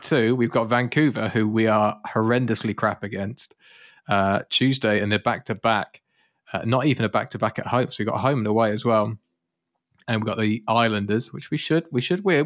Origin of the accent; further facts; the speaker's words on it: United Kingdom; moved away; I'm British